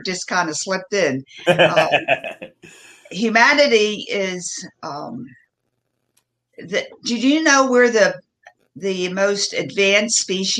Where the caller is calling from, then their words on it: Asheville, North Carolina, United States; I'm joining you from the mountains in North Carolina, right outside of Asheville.